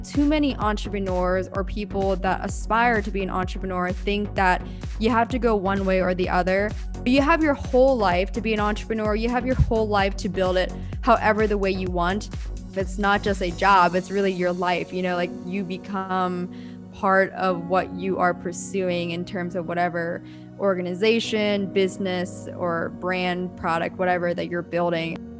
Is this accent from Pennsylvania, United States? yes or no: yes; Pennsylvania, United States; moved away as an adult; now in Southern California, United States; I'm originally born and raised in Pennsylvania, very small town. And I grew up there for eighteen years